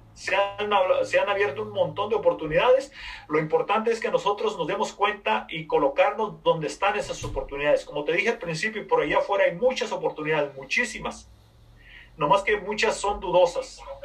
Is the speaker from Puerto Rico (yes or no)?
no; Mexico; moved away as an adult; soy de México, soy de una población bien pequeñita, bien pequeñita. A la edad de 20 años me vine a este país